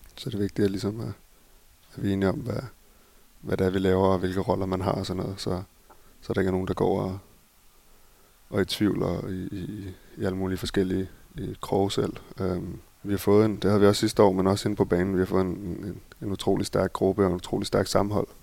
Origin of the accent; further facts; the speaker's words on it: Copenhagen, Capital Region of Denmark, Denmark; moved away as an adult; also born or lived in Barcelona, Spain; now in Berlin, Germany; derhjemme i København